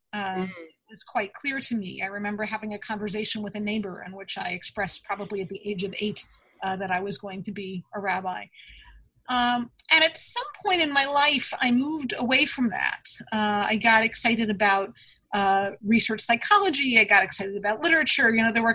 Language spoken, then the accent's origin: English; Dutchess County, New York, United States; I grew up in Dutchess County, surrounded by trees and streams